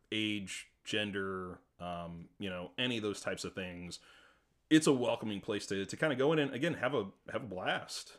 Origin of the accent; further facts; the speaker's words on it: St. Louis, Missouri, United States; I'm a kid that grew up in Saint Louis